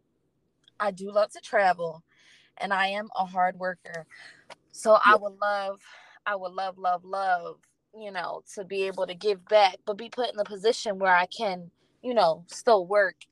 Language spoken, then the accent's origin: English; Lawnside, New Jersey, United States; I was only raised there after the age of 3. So I was not brought into the town that I live in. I was not born into the town I live in, but I live in a town, Lawnside, New Jersey